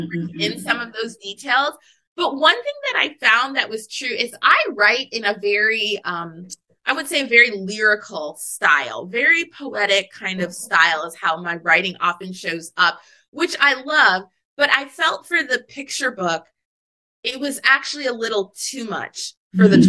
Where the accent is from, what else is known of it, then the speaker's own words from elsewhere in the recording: Anchorage, Alaska, United States; I grew up in Anchorage, Alaska